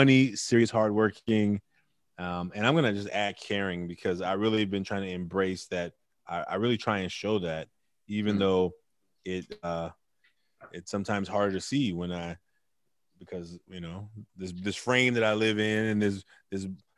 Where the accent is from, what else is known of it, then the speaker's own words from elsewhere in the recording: Oakland, California, United States; I grew up in Oakland